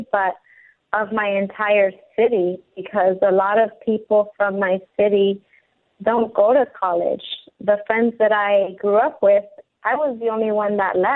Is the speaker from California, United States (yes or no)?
yes; Compton, California, United States; moved away as an adult; also born or lived in Lynwood, California; growing up in Compton and Linwood